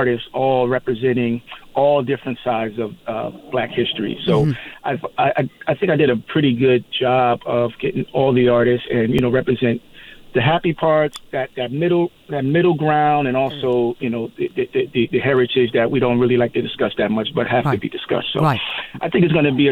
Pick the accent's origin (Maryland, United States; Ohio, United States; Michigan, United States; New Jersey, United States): New Jersey, United States; now in Palm Springs area, United States; I grew up in New Jersey, so it's kind of like a homecoming for me